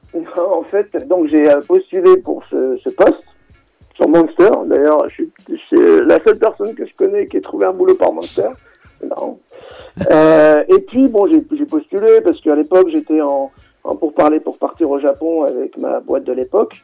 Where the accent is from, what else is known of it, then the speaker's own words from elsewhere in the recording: Créteil, Île-de-France, France; also born or lived in Grenoble; je suis originaire à l'origine de Grenoble. Euh, ensuite, j'ai grandi, j'ai passé mon adolescence en banlieue parisienne à Créteil